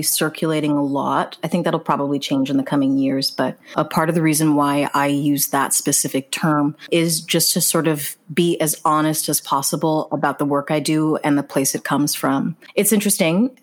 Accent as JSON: {"language": "English", "country": "Jamaica", "said": "as both a Jamaican woman"}